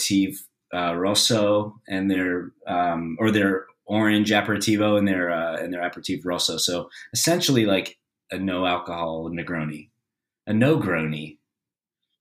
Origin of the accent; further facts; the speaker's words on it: Australia; I'm an Aussie, born and raised.